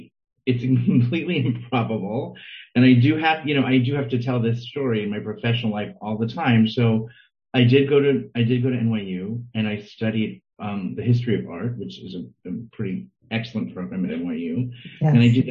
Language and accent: English; New York, United States; also born or lived in St. Louis; because I grew up in New York, but I was born in St. Louis and my parents were, and I spent a lot of my summers there